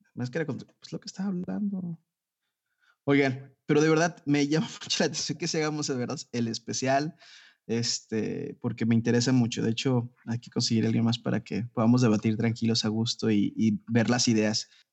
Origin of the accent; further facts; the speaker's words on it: Jalisco, Mexico; aquí en mi tierra, Jalisco